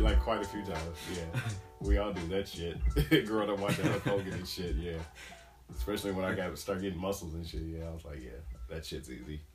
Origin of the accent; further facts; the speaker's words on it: Michigan, United States; moved away; Back where I'm from, I'm from Michigan